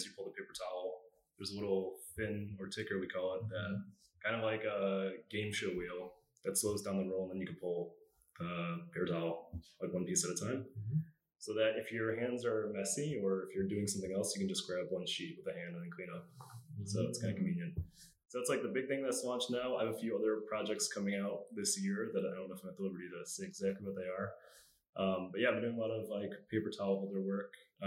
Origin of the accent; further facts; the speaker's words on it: Rochester, New York, United States; moved away as an adult; also born or lived in Cleveland, Ohio; now in Toronto, Canada; I was born and raised in Rochester, New York.